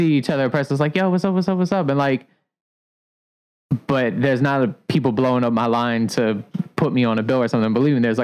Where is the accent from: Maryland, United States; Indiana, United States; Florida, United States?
Maryland, United States; Columbia; now in Baltimore, United States; I'm from Columbia, Maryland.